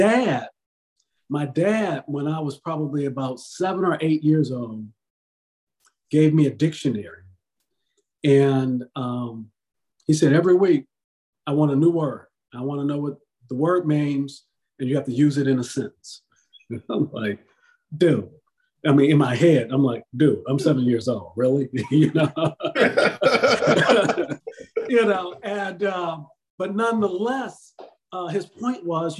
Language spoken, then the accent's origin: English; Detroit, Michigan, United States; moved away; when I was growing up in Detroit